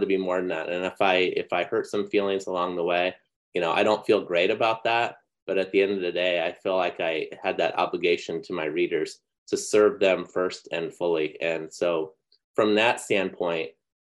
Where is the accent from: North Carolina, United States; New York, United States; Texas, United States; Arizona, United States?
Arizona, United States; Phoenix; moved away; also born or lived in Orange County, California; grew up in Phoenix, basically in grade school, reading Norm Frontheim. Mm-hmm. And then I moved to Orange County